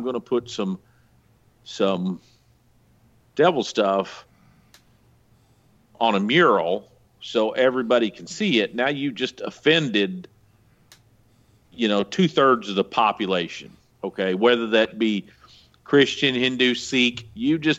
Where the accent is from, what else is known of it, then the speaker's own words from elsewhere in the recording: the Ozarks, United States; I grew up out here in the Ozarks